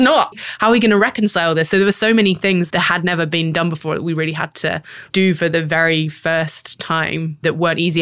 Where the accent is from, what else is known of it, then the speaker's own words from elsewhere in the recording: United Kingdom; moved away as an adult; now in San Francisco, United States; a British person who grew up